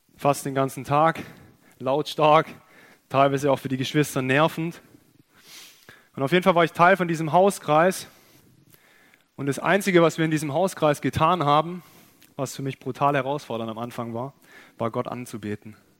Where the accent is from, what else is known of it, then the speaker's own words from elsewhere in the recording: Germany; wir als Deutsche